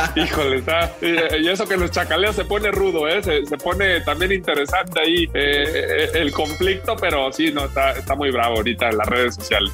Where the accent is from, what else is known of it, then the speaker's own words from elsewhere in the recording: Guadalajara, Jalisco, Mexico; Yo en, un principio soy, soy de Guadalajara, nací en Jalisco